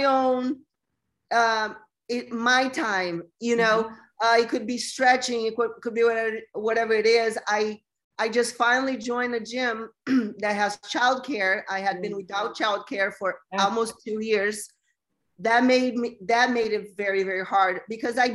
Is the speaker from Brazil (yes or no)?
yes; Brazil; moved away as an adult; also born or lived in Los Angeles, United States / San Diego, United States; now in United States; I'm originally from Brazil, and I moved to the U.S. when I was 20 to go to fashion school in L.A.